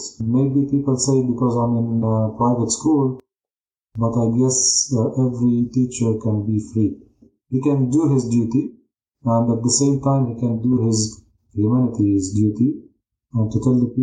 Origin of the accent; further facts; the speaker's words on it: Jaffa, Tel Aviv District, Israel; I was born in Jaffa. I was born and raised into a Christian Palestinian family.